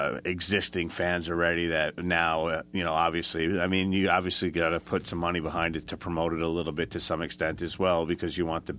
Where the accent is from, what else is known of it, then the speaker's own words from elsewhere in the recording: Port St. Lucie, Florida, United States; I don't know if we told you this, but we're from Port St. Lucie, is where, I live, and we kind of jam out of there.